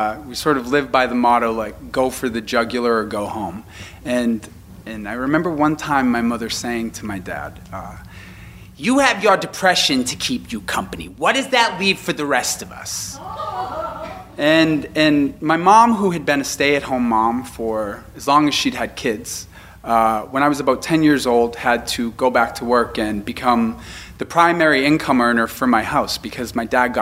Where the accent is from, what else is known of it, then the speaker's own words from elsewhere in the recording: Boston, Massachusetts, United States; I am from Boston